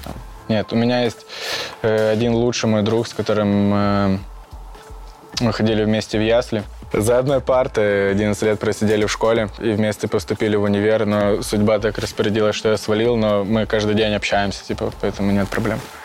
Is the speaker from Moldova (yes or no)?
no; Luhansk Oblast, Ukraine; moved away as an adult; now in Belarus; Я из Украины, город Толчевск